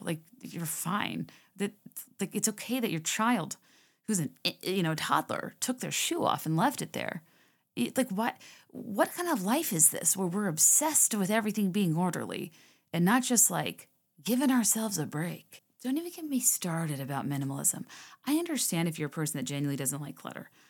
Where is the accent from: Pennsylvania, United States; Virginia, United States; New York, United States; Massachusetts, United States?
Virginia, United States; moved away; I used to go for drives a lot when I was growing up in Virginia, like, through Goochland